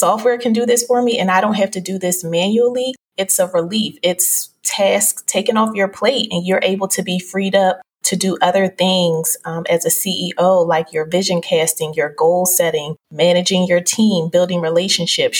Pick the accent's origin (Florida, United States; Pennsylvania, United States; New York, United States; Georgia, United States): Pennsylvania, United States; Philadelphia; I'm originally from Philadelphia